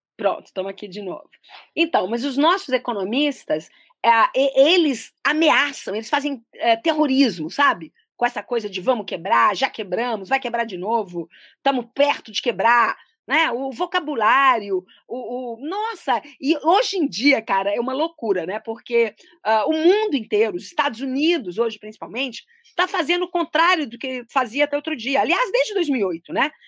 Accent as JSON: {"language": "Portuguese", "town": "Belo Horizonte", "region": "Minas Gerais", "country": "Brazil", "tie": "born or raised there", "also_born_or_lived": "Brasília", "said": "uma brasileira que nasceu em Brasília, no início dos anos 60, logo depois ali da inauguração. Uh, tive uma, uma vida em cidades urbanas, eu cresci muito tempo em Belo Horizonte"}